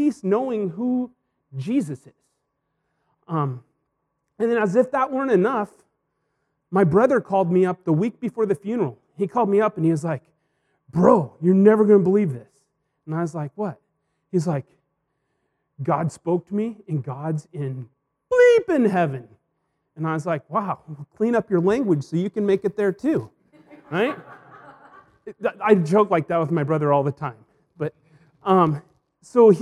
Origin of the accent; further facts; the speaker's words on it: Hermiston, Oregon, United States; moved away; Hermiston, my hometown